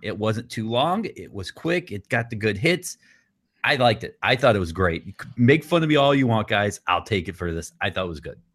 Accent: Atlanta, Georgia, United States; I grew up in Atlanta

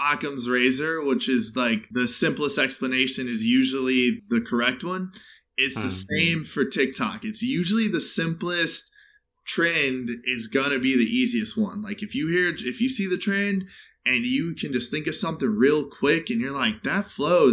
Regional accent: Chicago, Illinois, United States; now in Los Angeles, United States; growing up in Chicago, growing up in the Midwest

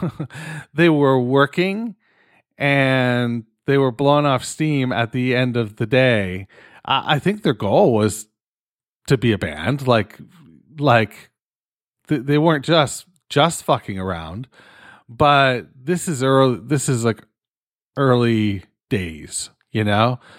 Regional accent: Canada; I'm fucking Canadian

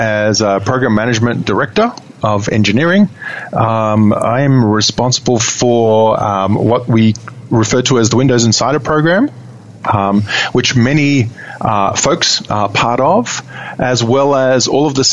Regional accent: Sydney, New South Wales, Australia; accent: Australian; moved away as an adult; now in Seattle, United States; Aussie boy, born and bred in Sydney, Australia.

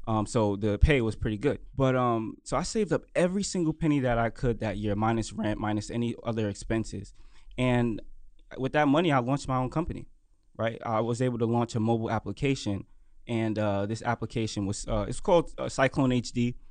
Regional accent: New York City, New York, United States; I'm from Brooklyn, New York

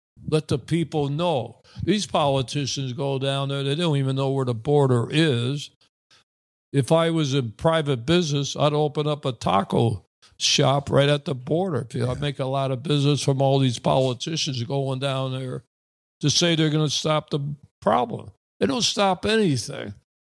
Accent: Springfield, Massachusetts, United States; I'm a big Boston Celtics fan because I'm from Massachusetts, born and raised in Springfield, where basketball was discovered by Dr. Naismith.

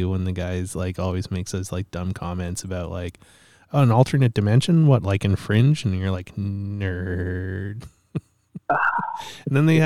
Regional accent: Canada; also born or lived in Kamloops; I'm from Canada

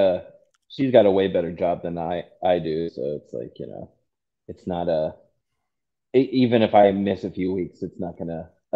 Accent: Virginia, United States; moved away as an adult; now in Georgia, United States; Oh, originally, I grew up, I was born and raised in Virginia.

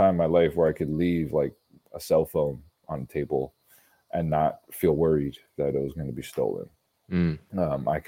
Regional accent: New York City, New York, United States; growing up in Brooklyn, New York

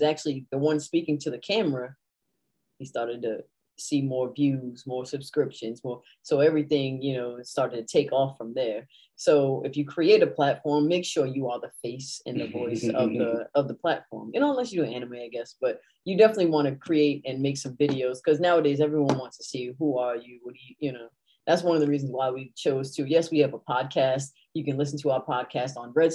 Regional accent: Rhode Island, United States; I'm from Rhode Island

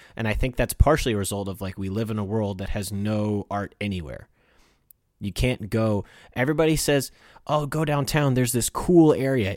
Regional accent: Midwest, United States; I was born in America and not in Europe

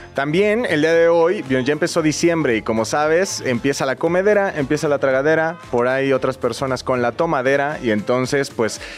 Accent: Mexico City, Mexico; Yo soy chilango, todo se llama quesadilla y todo va en bolillo.

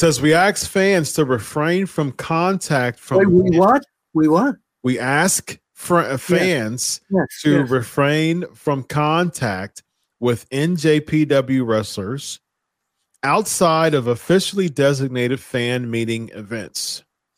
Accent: Columbus, Ohio, United States; My hometown, Columbus, Ohio.

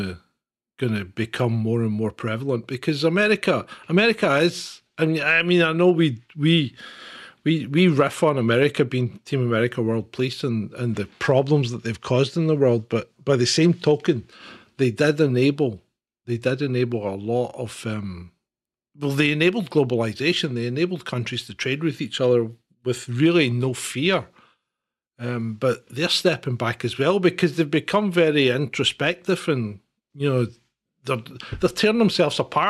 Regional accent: Scotland, United Kingdom

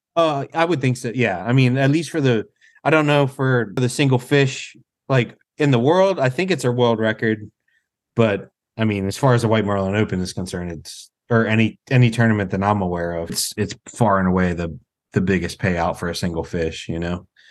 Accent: Ocean City, Maryland, United States; to have it right in my hometown

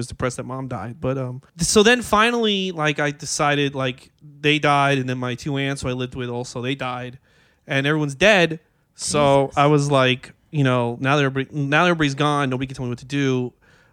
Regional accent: New York City, New York, United States; I grew up in Astoria.

